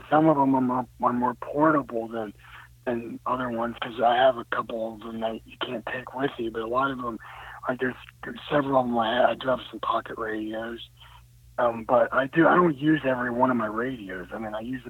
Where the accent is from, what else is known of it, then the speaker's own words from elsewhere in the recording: Philadelphia, Pennsylvania, United States; moved away; I'm actually originally from Pennsylvania, so I'm originally from the Philly area.